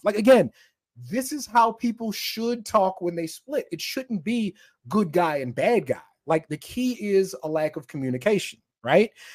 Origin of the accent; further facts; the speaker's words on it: Camp Springs, Maryland, United States; I'm from, I'm from Camp Springs, Maryland, is where I'm from